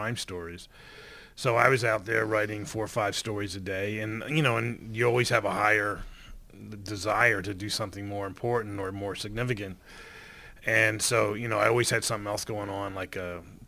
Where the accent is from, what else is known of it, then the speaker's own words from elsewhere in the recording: Fort Lauderdale, Florida, United States; moved away as an adult; now in Los Angeles, United States; when I was in Fort Lauderdale working for my hometown paper